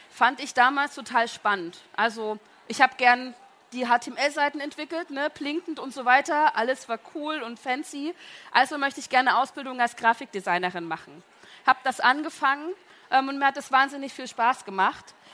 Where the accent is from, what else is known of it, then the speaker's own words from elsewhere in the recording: Kamenz, Saxony, Germany; Ich bin aufgewachsen, geboren und aufgewachsen in Kamenz in äh, der Lessingstadt.